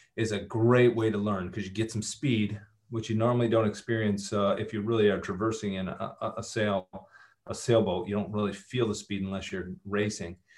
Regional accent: Michigan, United States; moved away as an adult; also born or lived in Los Angeles; I grew up in Michigan went out

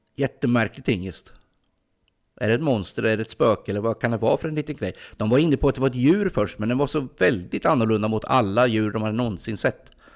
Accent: Ljungsbro area, Östergötland, Sweden; det här är i princip mina hemtrakter

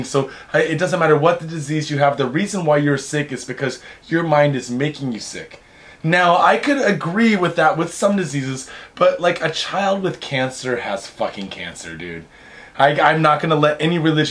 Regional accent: Seattle, Washington, United States; I'm from Seattle

